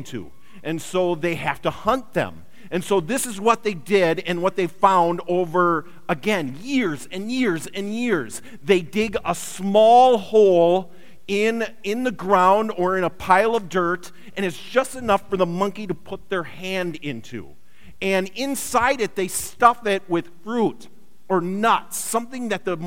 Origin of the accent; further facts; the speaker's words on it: Wisconsin, United States; I grew up in Wisconsin